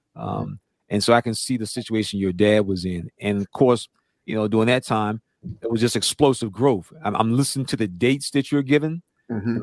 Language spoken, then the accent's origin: English; North Carolina, United States; I'm from North Carolina